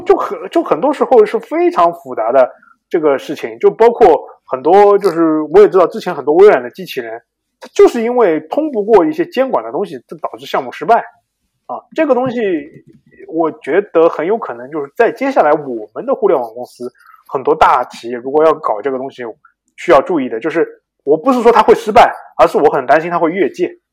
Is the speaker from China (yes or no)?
yes; China; 我们中国人